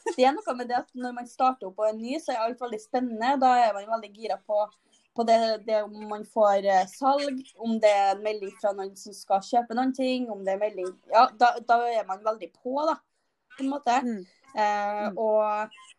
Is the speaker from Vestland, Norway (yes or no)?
no; Trøndelag, Norway; Jeg er trønder.